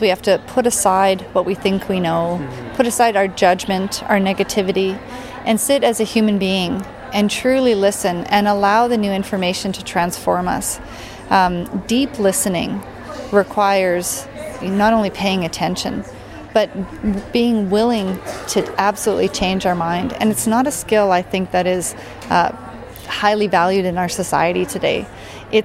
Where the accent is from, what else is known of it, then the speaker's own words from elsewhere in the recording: Canada; I'm a Métis Ukrainian. I grew up on Treaty 6 territory